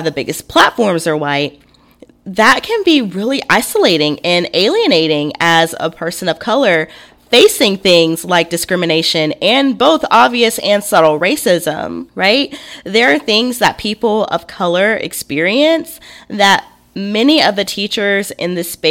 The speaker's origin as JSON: {"language": "English", "region": "Alabama", "country": "United States", "tie": "born or raised there", "said": "I grew up in the South. born and raised in Alabama"}